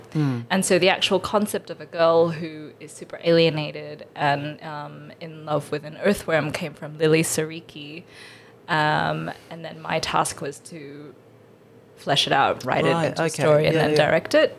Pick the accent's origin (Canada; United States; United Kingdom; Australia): Australia; Asian growing up in Australia and with Western media